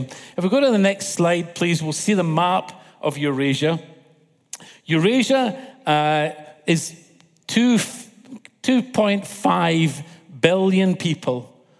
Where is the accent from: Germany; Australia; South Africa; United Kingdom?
United Kingdom; Scotland; I'm from Scotland. Do you understand my accent?